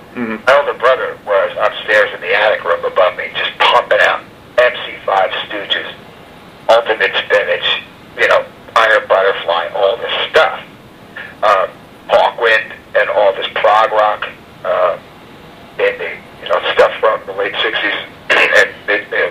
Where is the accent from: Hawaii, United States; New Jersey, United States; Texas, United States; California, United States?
New Jersey, United States; obviously we're from New Jersey, we're not from New York